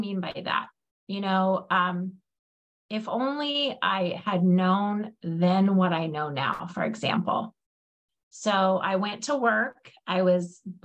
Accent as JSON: {"language": "English", "region": "Alaska", "country": "United States", "tie": "born or raised there", "said": "I grew up in Alaska"}